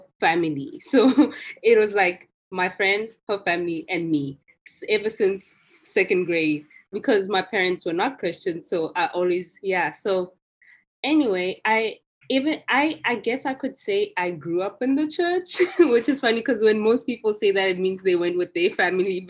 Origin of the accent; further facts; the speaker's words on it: South Africa; growing up in South Africa